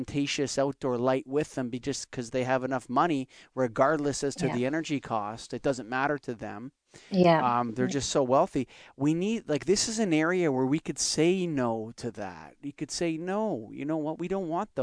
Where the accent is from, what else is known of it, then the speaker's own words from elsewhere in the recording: Canada; I'm Canadian.